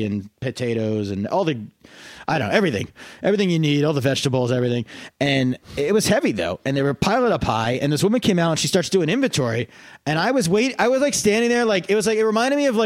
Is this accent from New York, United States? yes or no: no; Pennsylvania Dutch country, United States; I grew up in Pennsylvania Dutch country